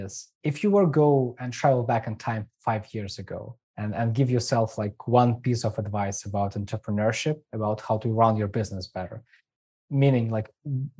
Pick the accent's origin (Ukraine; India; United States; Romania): Ukraine; moved away; I'm from Ukraine